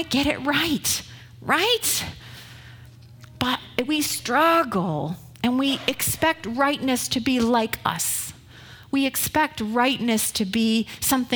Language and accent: English; Northern California, United States; I'm from Northern California.